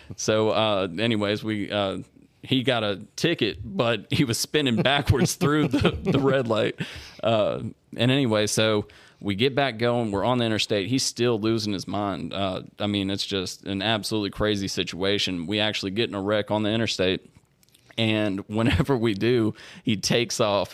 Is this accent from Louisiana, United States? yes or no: yes; Shreveport, Louisiana, United States; was born and raised in Shreveport